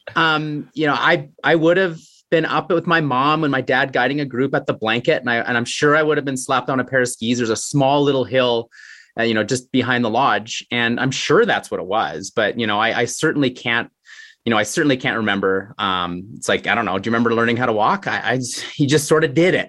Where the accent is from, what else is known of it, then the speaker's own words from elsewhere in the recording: Canmore, Alberta, Canada; growing up in Canmore, I got introduced to a great skiing community.